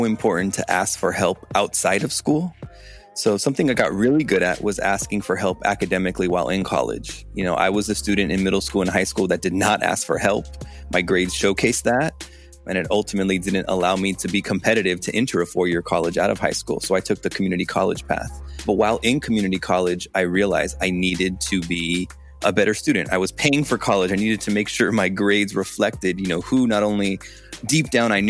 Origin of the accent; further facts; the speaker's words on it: Los Angeles, California, United States; I am from Los Angeles on the West Coast